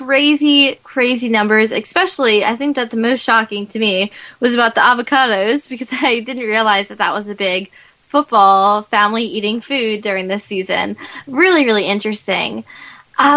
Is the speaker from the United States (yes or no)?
yes; New Jersey, United States; I'm actually from New Jersey, and so the Super Bowl took place in my state